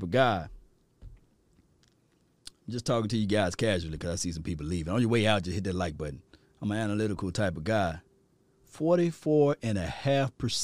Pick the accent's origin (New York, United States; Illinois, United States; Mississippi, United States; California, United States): Mississippi, United States; I'm from Mississippi